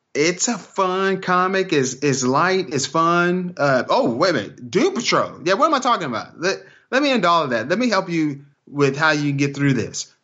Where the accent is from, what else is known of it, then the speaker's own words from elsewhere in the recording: Texas, United States; I'm from Texas